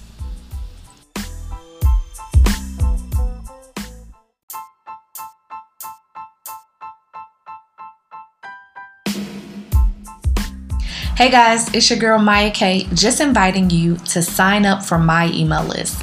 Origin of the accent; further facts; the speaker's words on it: Philadelphia, Pennsylvania, United States; accent: Philly; moved away as an adult; also born or lived in Atlanta / South Korea; I love Philadelphia. It is my hometown